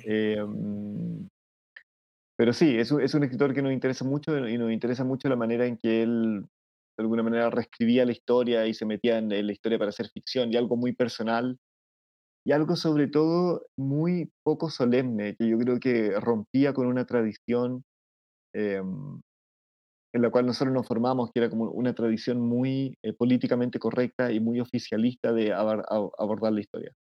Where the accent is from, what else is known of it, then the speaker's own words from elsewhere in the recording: Chile; yo soy chileno